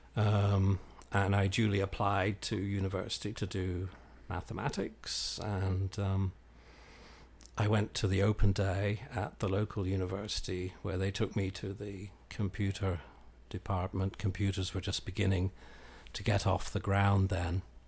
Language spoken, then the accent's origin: English; Belfast, Northern Ireland, United Kingdom; moved away as an adult; also born or lived in London; now in Lubbock, United States; I grew up in, in the U K, um, sort of between London and Belfast. My, uh, mother was English, my father was Irish. And, um, we migrated back and forth quite a bit in my early childhood, uh, And then I went to, uh, secondary school and, and university in Belfast